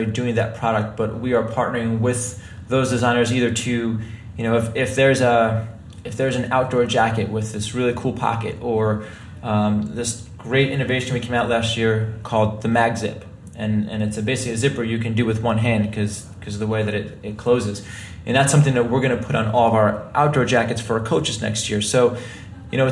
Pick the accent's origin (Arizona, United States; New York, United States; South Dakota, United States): New York, United States; I'm from New York